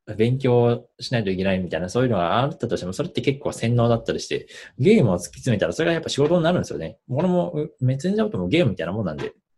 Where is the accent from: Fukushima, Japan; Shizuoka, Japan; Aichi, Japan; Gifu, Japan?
Gifu, Japan; 岐阜県出身で、今も岐阜県にいますと。